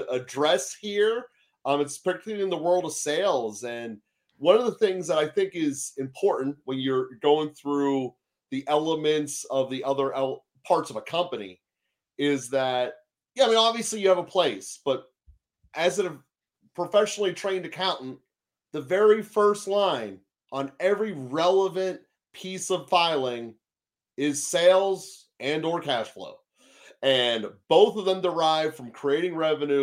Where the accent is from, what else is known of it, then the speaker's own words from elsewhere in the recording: Pittsburgh, Pennsylvania, United States; I'm Pittsburgh, PA. My entire life, I've lived within 10 minutes of Heinz Field, including college